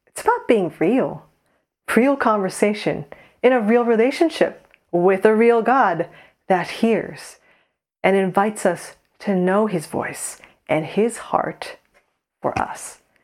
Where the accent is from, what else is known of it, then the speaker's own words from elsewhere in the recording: United States; moved away as an adult; now in Saint Andrews, United Kingdom; we're Korean American